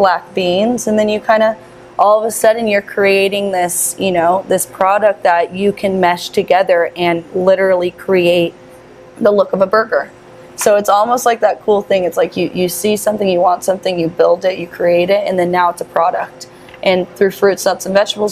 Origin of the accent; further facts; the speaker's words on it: Las Vegas, Nevada, United States; born and raised